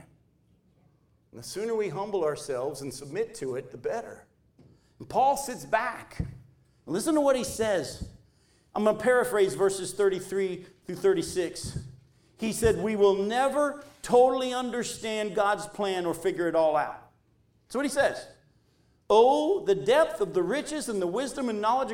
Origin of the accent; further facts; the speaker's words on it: New Hampshire, United States; moved away; we moved from New Hampshire down to here.